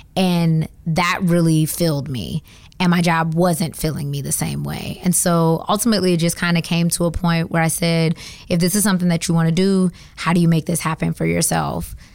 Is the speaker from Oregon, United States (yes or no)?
no; Georgia, United States; moved away as an adult; also born or lived in Atlanta, Georgia; now in Washington, DC, United States; I am from Georgia. I have been in DC for nine years now